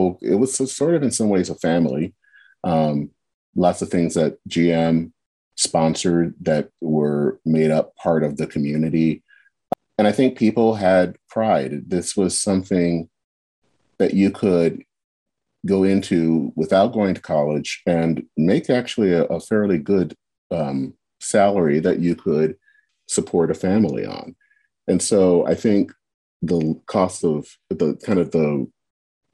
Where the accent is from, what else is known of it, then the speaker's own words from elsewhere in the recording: Flint, Michigan, United States; I was born and raised in Flint.